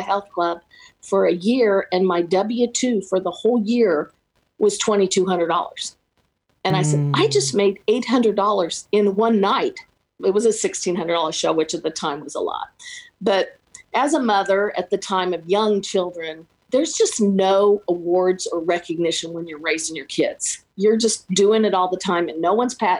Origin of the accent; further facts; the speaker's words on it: Kansas City, United States; also born or lived in Overland Park, Kansas; Born and raised in Kansas City